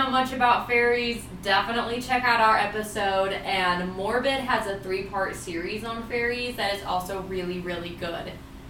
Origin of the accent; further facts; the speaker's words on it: Washington, United States; now in Idaho, United States; I'm from Washington, or we're from Washington, and we recently moved to Idaho